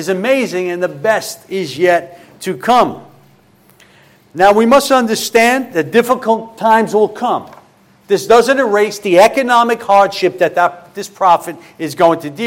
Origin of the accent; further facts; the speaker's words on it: New York City, New York, United States; moved away; I'm originally from Brooklyn